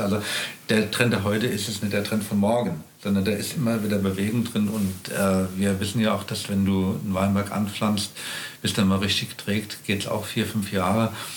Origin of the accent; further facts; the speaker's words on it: Rheingau, Hesse, Germany; moved away as an adult; also born or lived in Kaiserstuhl; ich bin gebürtiger Rheingauer, bin in Österreich geboren